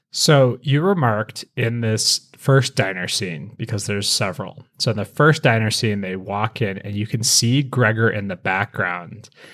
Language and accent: English; Colorado, United States; I grew up in Colorado